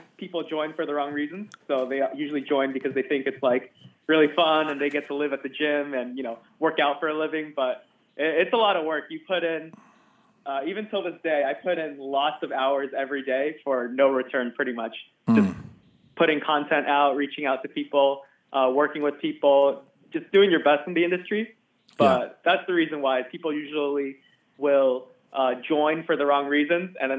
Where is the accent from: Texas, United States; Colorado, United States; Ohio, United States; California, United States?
California, United States; Southern; Southern California. I've lived here pretty much my whole life